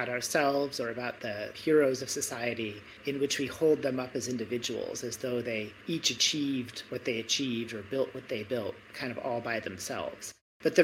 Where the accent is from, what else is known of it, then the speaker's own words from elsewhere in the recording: Michigan, United States; now in Stanford, United States; I was brought up in Michigan